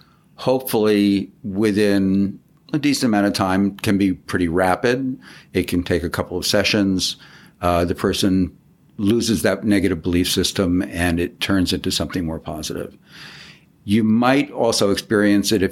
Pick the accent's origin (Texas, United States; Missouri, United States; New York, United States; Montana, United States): New York, United States; moved away as an adult; also born or lived in Long Beach / Santa Fe, New Mexico; now in Palm Springs, United States; I'm basically an East Coast guy. I lived in New York for 20 years